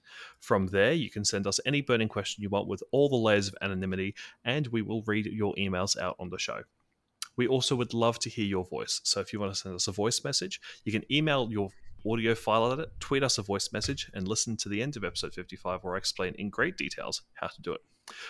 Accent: Australia; Well, as an Australian, I will say that W-A is W-A.

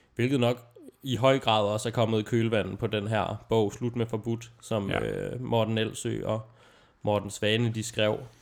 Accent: Aalborg, North Denmark Region, Denmark; min hjemstavn

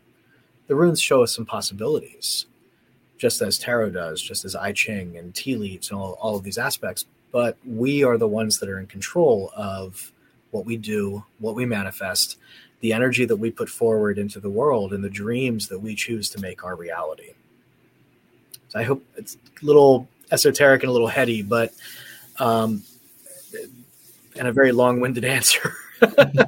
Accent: Gettysburg, Pennsylvania, United States; moved away as an adult; now in Indiana, United States; I was born in Pennsylvania and lived there pretty much my whole life. I grew up around Gettysburg.

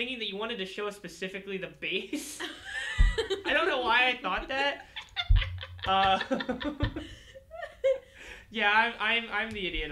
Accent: Lambertville, New Jersey, United States; I'm from Lambertville

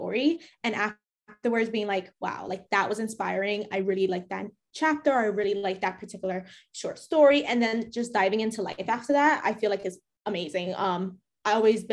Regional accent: New York City, New York, United States; I'm from the Bronx

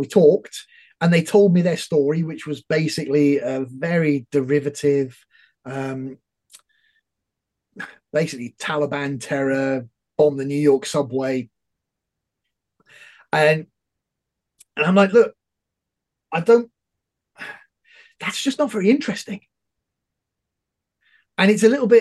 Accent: United Kingdom; as a Brit

